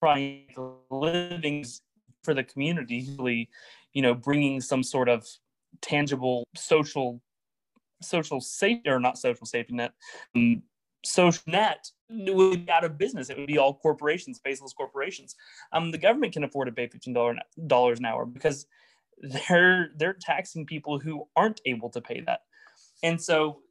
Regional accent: Oklahoma, United States; I'm from Oklahoma. I'm from a pretty rural area.

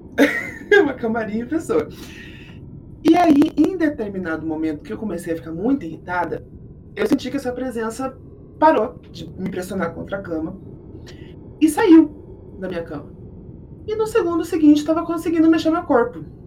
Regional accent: Curitiba, Paraná, Brazil; eu sou aqui de Curitiba

